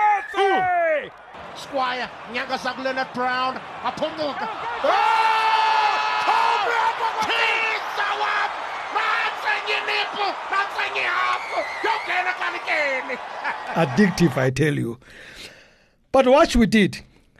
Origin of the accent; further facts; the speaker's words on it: Soweto, Gauteng, South Africa; I grew up in Dobsonville.